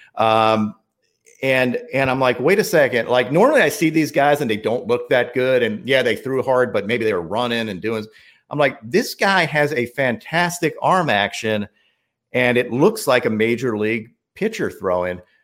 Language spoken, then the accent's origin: English; New York, United States; moved away; also born or lived in Chapel Hill, North Carolina; I grew up in New York. Like I had to teach myself a Southern accent too